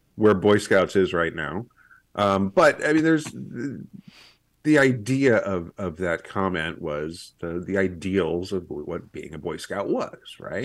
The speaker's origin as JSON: {"language": "English", "region": "Kansas", "country": "United States", "tie": "born or raised there", "also_born_or_lived": "East Coast / Iowa", "moved": "yes", "lives_now": "Missouri, United States", "said": "I grew up in Kansas"}